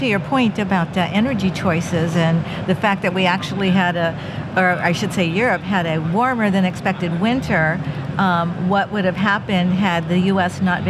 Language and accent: English; California, United States; moved away; I'm from California, visiting family and also for business.